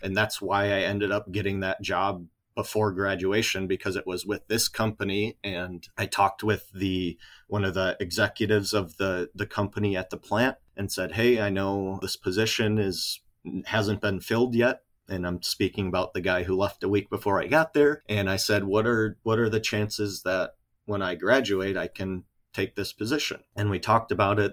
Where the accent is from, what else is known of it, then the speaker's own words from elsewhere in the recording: Kenosha, Wisconsin, United States; Kenosha, Wisconsin, actually where I'm from